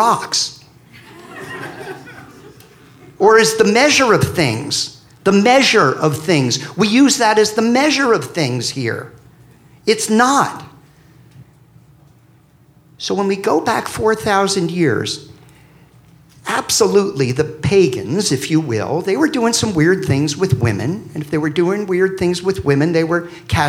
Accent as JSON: {"language": "English", "town": "Philadelphia", "region": "Pennsylvania", "country": "United States", "said": "I'm from the South. South Philly. So we talk like this"}